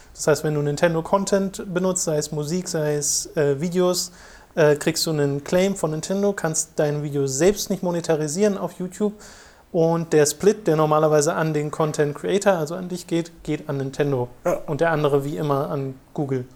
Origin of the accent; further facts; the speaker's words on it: Germany; bei uns in Deutschland